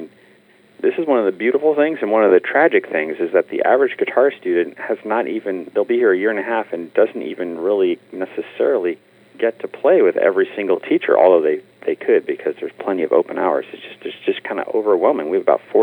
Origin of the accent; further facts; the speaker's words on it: San Francisco, California, United States; moved away as an adult; now in Los Angeles, United States; my hometown in San Francisco